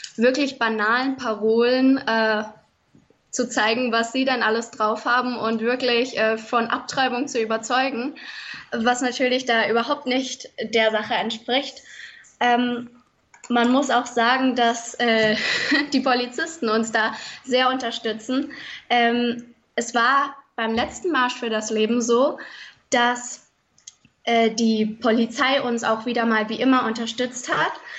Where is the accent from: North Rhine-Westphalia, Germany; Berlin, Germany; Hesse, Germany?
Hesse, Germany; Fulda; ich komme aus Fulda